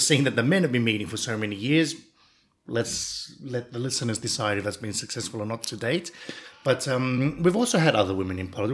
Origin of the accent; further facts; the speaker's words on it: Australia; now in Cyprus; I grew up in Australia